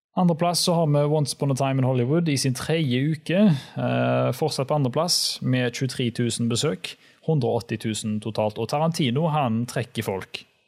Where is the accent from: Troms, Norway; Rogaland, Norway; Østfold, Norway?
Rogaland, Norway; Haugesund; also born or lived in Oslo; Jeg har jo flytta fra Oslo. Så eh, nå er jeg hjemme i Haugesund